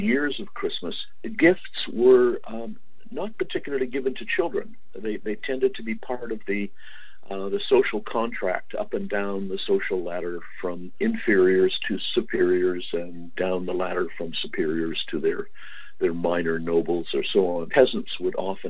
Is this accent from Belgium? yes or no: no; Canada; I'm a Canadian historian